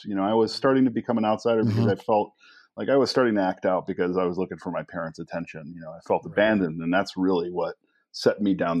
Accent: Blue Island, Illinois, United States; Where I grew up in Blue Island was right on the southwest edge of the city. So right across the street, we could see Chicago

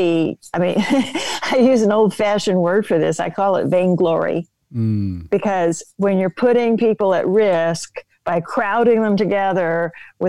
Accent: New York, United States

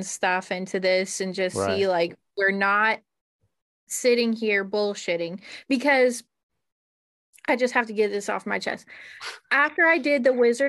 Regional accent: Ohio, United States; I'm from Ohio

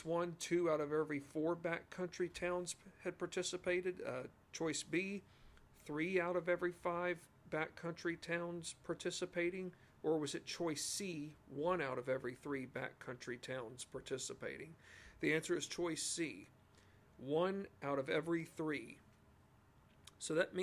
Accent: Virginia, United States; I'm from Virginia and still live in the great state of Virginia

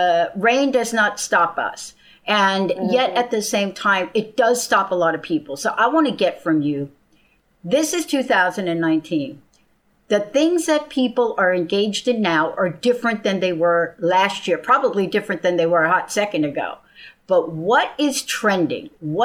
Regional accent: New Jersey, United States; moved away; I grew up in Jersey in the East Coast

